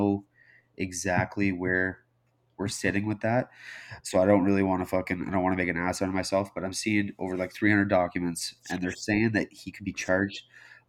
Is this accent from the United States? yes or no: no; Canada